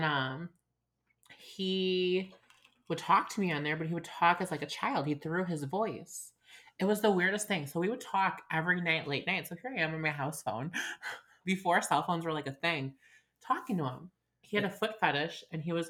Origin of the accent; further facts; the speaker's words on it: Chicago, Illinois, United States; also born or lived in Evanston, Illinois; I'm obviously from Chicago. Was born in Evanston